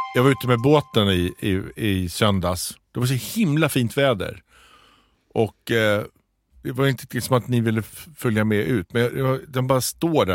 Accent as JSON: {"language": "Swedish", "region": "Småland", "country": "Sweden", "said": "Mitt småländska snåla arv"}